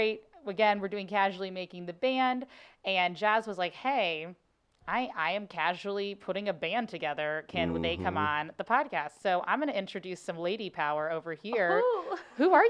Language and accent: English; Cincinnati, Ohio, United States; now in St. Louis, United States; I think I'm from Ohio. I'm from Cincinnati. So Cincinnati isn't like a huge step from St. Louis, if that makes sense. Like, it's still the Midwest.